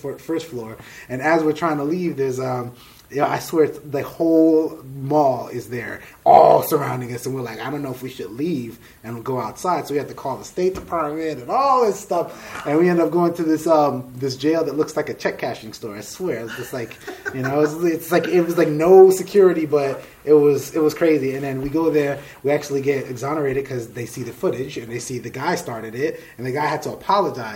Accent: Miami, Florida, United States; we're from Miami, so not the cold places

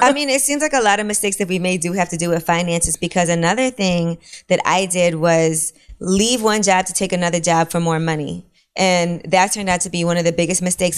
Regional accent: New York City, New York, United States; I'm from Brooklyn

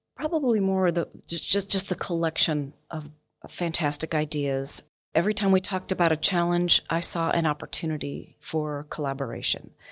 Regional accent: United States; as an American

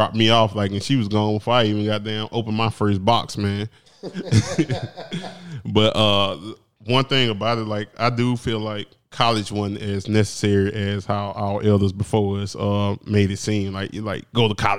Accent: Prichard, Alabama, United States; I'm from Pritchard, Alabama. My high schools didn't prepare me for college

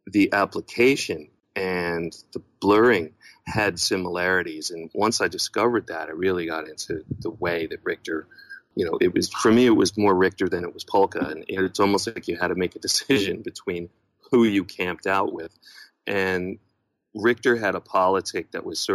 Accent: New York, United States; moved away as an adult; And I was born in New York

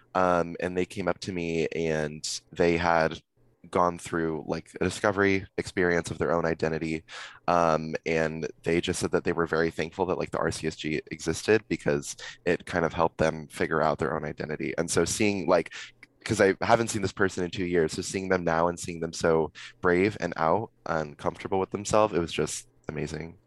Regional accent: Simi Valley, California, United States; I'm from Simi Valley, so I don't know if either of you know, but it's kind of like a little little conservative town near Ventura

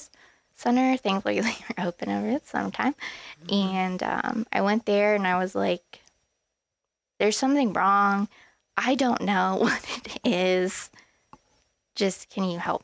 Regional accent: Columbus, Ohio, United States; I'm from Columbus

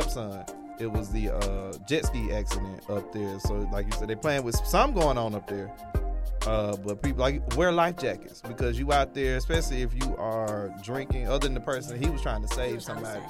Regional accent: Lake Lanier, Georgia, United States; I grew up on Lake Lanier

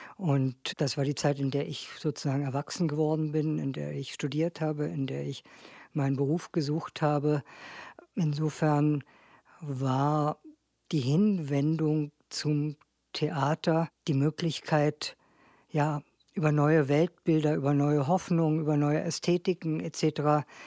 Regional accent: Berlin, Germany; ich bin in Berlin groß geworden habe auch in Berlin studiert

